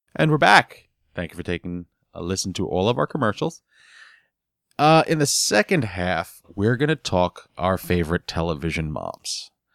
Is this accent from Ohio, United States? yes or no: no; New York, United States; growing up in New York, I had a very Hispanic family